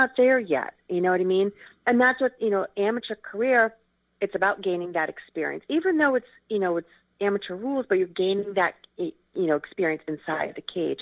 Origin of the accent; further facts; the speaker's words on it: Philadelphia, Pennsylvania, United States; we grew up together in Philly